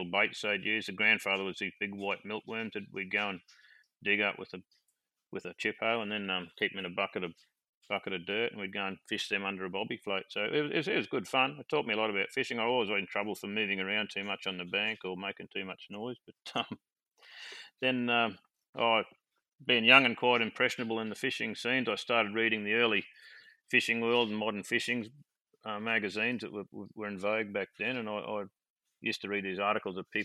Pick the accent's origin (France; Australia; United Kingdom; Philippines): Australia; Maryborough, Queensland; moved away as an adult; now in Weipa, Australia; I grew up, I was born and bred in Maryborough, southeast Queensland.